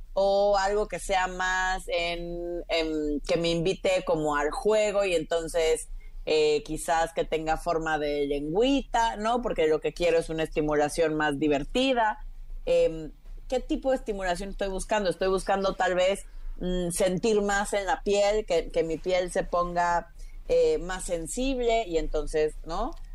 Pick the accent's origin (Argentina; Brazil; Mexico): Mexico; Tabasco; also born or lived in Mexico City; now in Florence, Italy; yo crecí en Tabasco